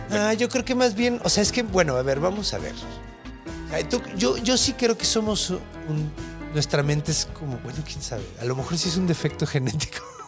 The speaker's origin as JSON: {"language": "Spanish", "region": "Mexico City", "country": "Mexico", "tie": "born or raised there", "said": "yo crecí en la Ciudad de México con una calidad de aire de mierda"}